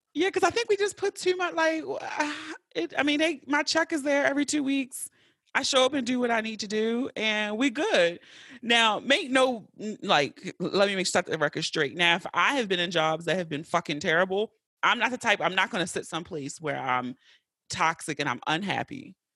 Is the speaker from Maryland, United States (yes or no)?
yes; Baltimore, Maryland, United States; I grew up in West Baltimore, like, right at North and Pulaski